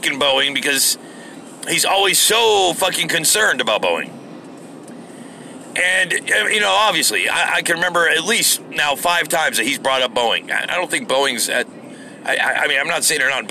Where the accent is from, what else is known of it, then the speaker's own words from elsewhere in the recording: United States; as an American.